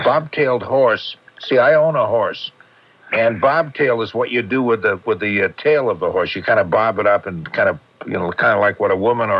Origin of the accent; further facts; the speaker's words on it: Everett, United States; I grew up in Everett.